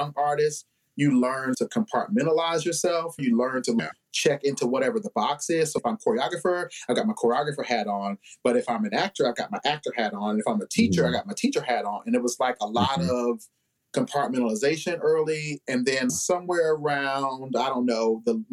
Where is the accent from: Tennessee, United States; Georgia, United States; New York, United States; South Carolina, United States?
South Carolina, United States; Newberry; now in Columbia, United States; I'm from Newberry, South Carolina, so we didn't have a lot of that going on in Newberry.